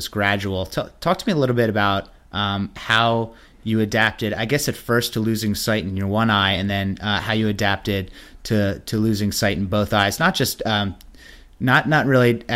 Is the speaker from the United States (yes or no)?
yes; Maryland, United States; I grew up in Maryland